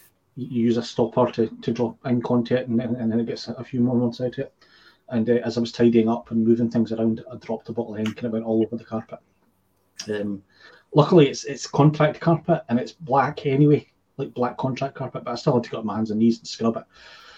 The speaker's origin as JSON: {"language": "English", "town": "Edinburgh", "region": "Scotland", "country": "United Kingdom", "tie": "born or raised there", "said": "I grew up Waterstones in Edinburgh. When I was a young laddie, 18"}